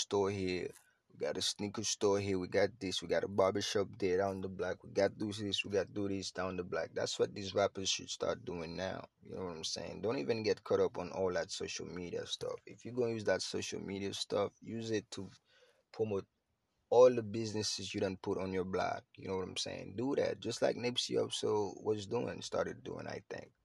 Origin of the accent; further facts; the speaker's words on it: Haiti; I'm Haitian, I'm from Haiti